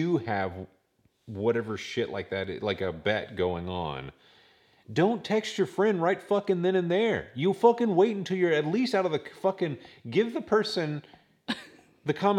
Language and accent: English; the South, United States; we're from the South